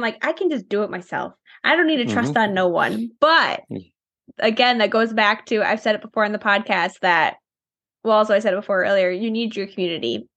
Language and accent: English; Wisconsin, United States; we're both from Wisconsin.